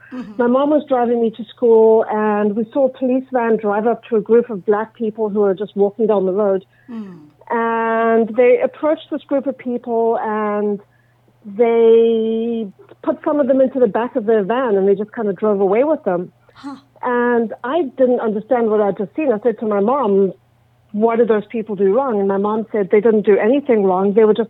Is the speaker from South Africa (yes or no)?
yes; Johannesburg, Gauteng, South Africa; moved away as an adult; also born or lived in Connecticut, United States / Cape Town, South Africa; now in Toronto, Canada; I am originally from South Africa. I grew up during apartheid South Africa, which was a very interesting experience. We traveled quite a bit when I was a kid. We lived in Connecticut for 3 years, went back to South Africa.